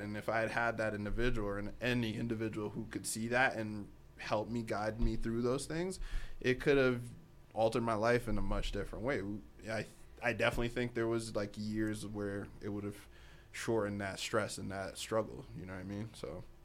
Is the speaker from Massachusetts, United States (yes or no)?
yes; Boston, Massachusetts, United States; also born or lived in Africa; originally I'm from, actually, I'm actually from Africa, if, uh, to be quite frank. But I grew up on the East Coast. Boston, to be specific